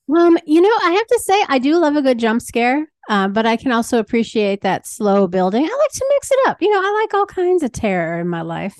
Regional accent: Green Bay, Wisconsin, United States; moved away as an adult; also born or lived in Chicago; I grew up here

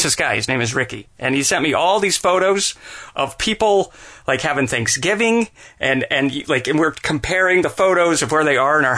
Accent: Salt Lake City, Utah, United States; moved away; I was born in Salt Lake City, Utah, and the house that my parents owned when I was a little kid

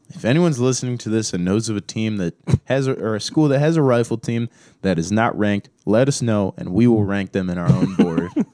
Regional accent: Cleveland, Ohio, United States; moved away; I'm from Cleveland

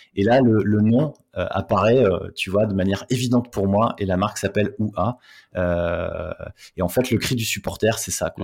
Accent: the Nord, Hauts-de-France, France; je viens du Nord

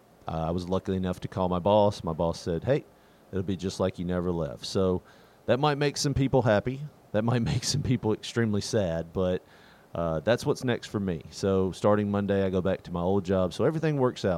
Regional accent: Tennessee, United States; growing up in Tennessee

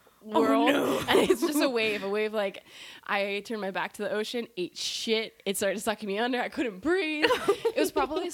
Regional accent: Santa Cruz, California, United States; I grew up here in Santa Cruz

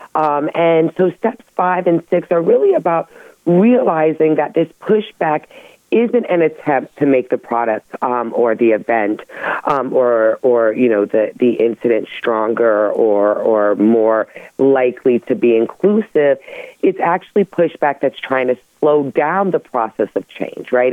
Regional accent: United States; we're American

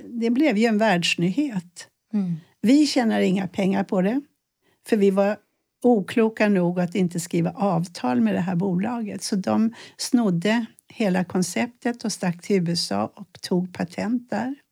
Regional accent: Sweden; jag född i ett land där man ändå inte blir skjuten om man misslyckas. Vi är rätt så trygga här

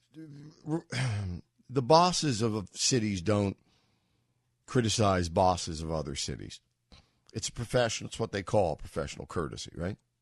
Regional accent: New York, United States; having grown up as a New Yorker

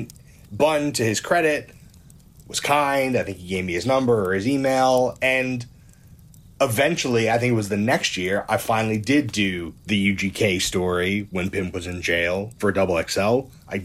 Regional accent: New York City, New York, United States; I'm from Brooklyn. I grew up on New York rap.

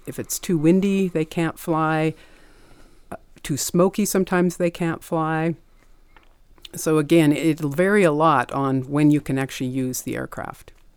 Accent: Montana, United States; I was born and raised in Montana

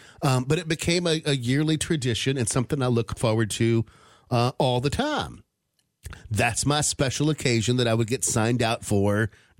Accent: Charleston, West Virginia, United States; where I grew up in Charleston, West Virginia.

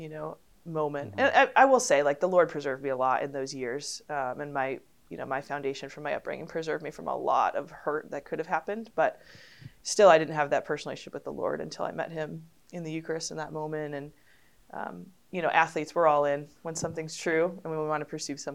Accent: Connecticut, United States; I grew up in Connecticut

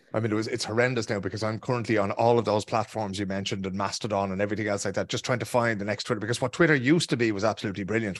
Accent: Ireland; Irish people like ourselves

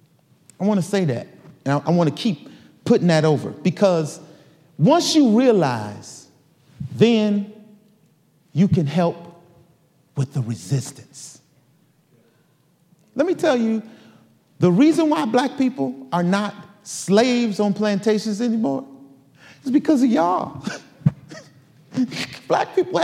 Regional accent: Detroit, Michigan, United States; I grew up in Detroit, Michigan

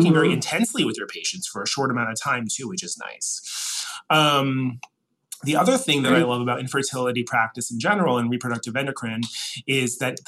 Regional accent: New Orleans, Louisiana, United States; accent: Northeastern; Well, I grew up in New Orleans, I did not. But even so, my parents are both from Connecticut originally, so I made a very strict point of not getting a Southern accent. So I think that my Northeastern accent gives me a little bit of gravitas down here.

